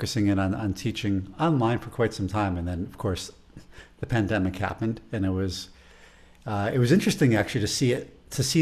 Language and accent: English; Chicago, Illinois, United States; accent: Chicago; my Chicago accent